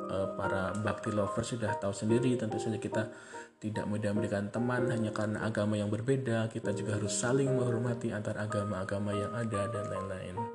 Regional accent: Yogyakarta, Special Region of Yogyakarta, Indonesia; Yaitu kalau saya identitas primer saya adalah orang Jawa, orang Yogyakarta. Identitas benar saya sebagai warga negara Indonesia gitu lah.

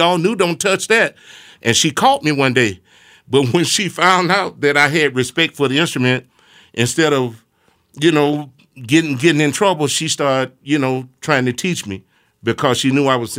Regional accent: Smackover, Arkansas, United States; moved away; I was just a young boy raised up in a very rural country town called Smackover, Arkansas.

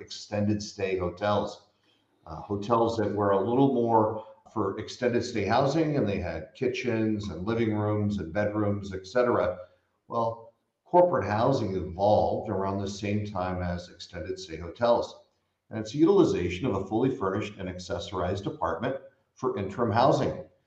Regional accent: Bay Area, California, United States; I grew up in the Bay Area

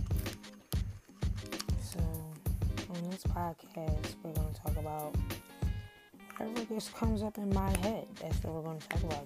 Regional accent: Philadelphia, Pennsylvania, United States; I'm from Philadelphia.

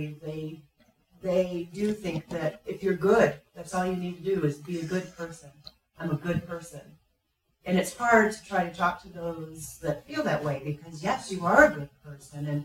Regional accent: Oregon, United States; we're from Oregon. And Oregon is a very liberal state.

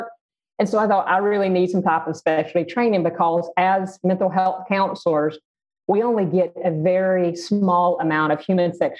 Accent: the South, United States; growing up in the South and in a really conservative family

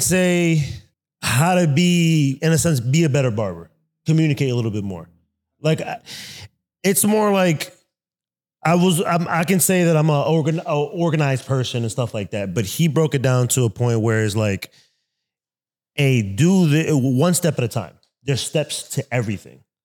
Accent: New York City, New York, United States; now in Columbus, United States; I'm from Brooklyn, New York

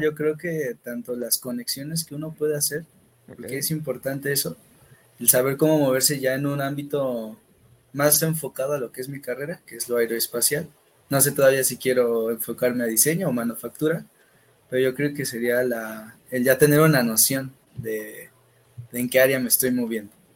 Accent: Tulancingo, Hidalgo, Mexico; also born or lived in Nuevo León; soy originario de Hidalgo

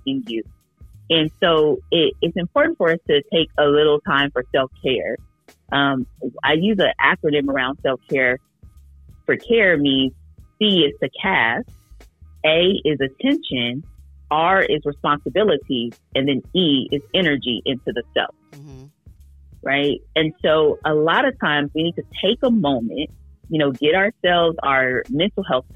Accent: Oakland, California, United States; I grew up in Oakland

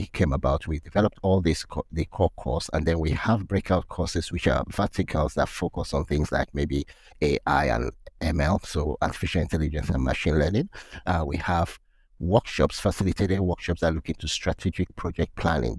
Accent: Nigeria; moved away; also born or lived in United Kingdom / South Africa / Netherlands; work in Nigeria, my home country

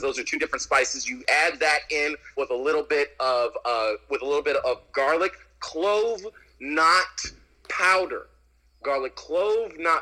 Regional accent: San Diego, California, United States; I'm from San Diego.

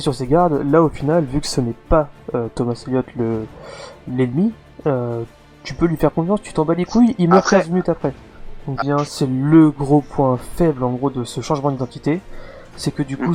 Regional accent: France; vous êtes français comme nous

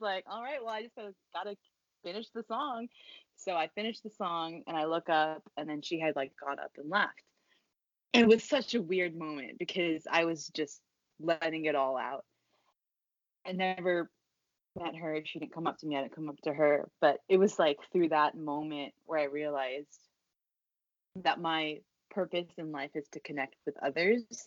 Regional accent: Philippines; I'm I'm from the Philippines

